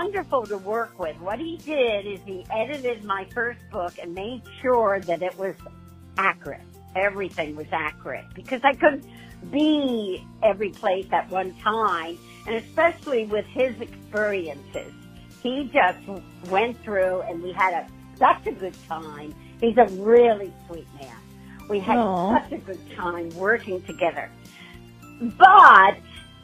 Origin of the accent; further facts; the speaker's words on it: outside of New York City, United States; now in San Diego, United States; I grew up outside of New York City, so my parents would bring us into New York